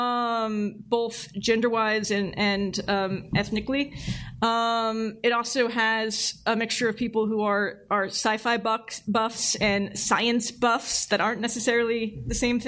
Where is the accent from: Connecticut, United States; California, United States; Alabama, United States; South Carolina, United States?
California, United States; San Francisco Bay Area; I grew up in the Bay Area